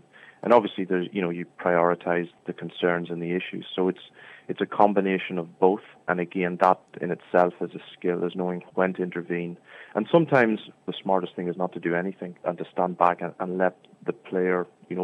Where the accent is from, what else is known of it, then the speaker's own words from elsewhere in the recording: Scotstown, County Monaghan, Ireland; accent: Monaghan; now in San Francisco, United States; I'm trying to keep my Scotstown, my Monaghan accent